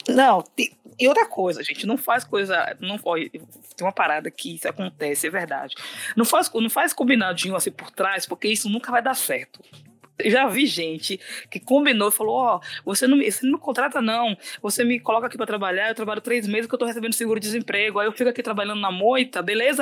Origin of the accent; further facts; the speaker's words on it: Bahia, Brazil; eu sou baiana